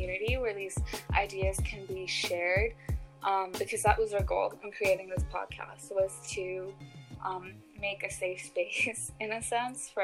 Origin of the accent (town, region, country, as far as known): United States; born or raised there